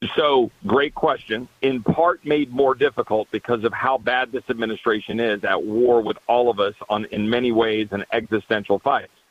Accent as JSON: {"language": "English", "region": "Texas", "country": "United States", "said": "I'm a Texan."}